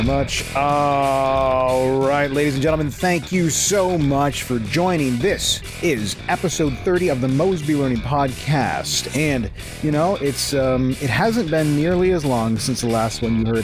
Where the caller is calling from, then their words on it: Mississauga, Ontario, Canada; I'm calling in from Mississauga, Ontario